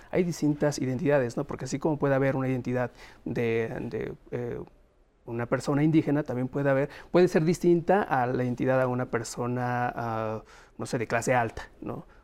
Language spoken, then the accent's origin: Spanish; Mexico; hay una diversidad de, em, digamos que de material que nos identifica como mexicanos